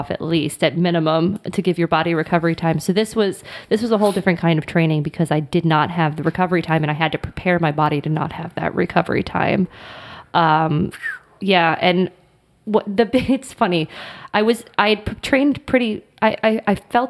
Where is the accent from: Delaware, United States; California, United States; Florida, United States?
Florida, United States; I was born and raised in Florida